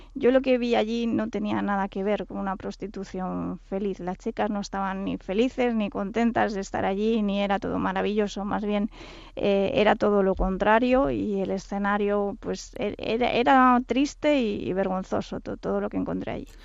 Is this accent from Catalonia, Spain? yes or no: yes; Catalonia, Spain; Yo soy catalana